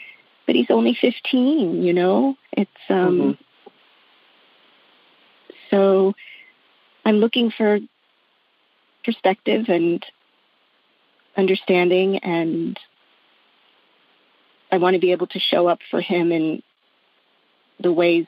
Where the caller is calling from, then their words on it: Jersey Shore, New Jersey, United States; I'm calling from the Jersey Shore